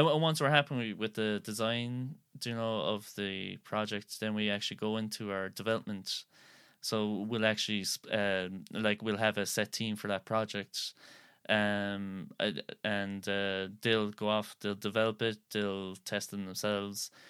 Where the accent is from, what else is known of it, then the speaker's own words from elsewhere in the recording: Skibbereen, Munster, Ireland; I'm actually from Skibbereen here